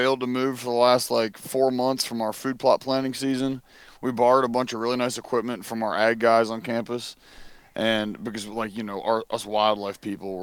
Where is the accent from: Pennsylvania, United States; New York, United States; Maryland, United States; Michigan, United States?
Pennsylvania, United States; moved away as an adult; also born or lived in Virginia; now in Mississippi, United States; I'm from Pennsylvania